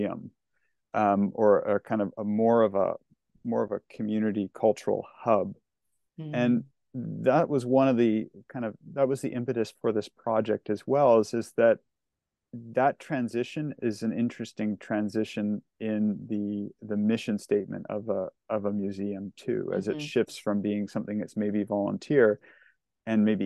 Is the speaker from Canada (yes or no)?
yes; Lower Mainland, British Columbia, Canada; grew up in the Lower Mainland